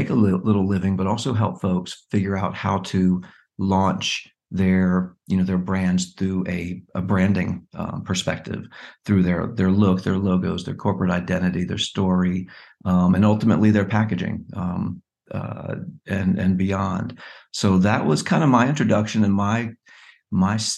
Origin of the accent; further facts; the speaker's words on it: Virginia, United States; moved away as an adult; now in California, United States; I am originally from Virginia, uh, out in California for the past 12 years.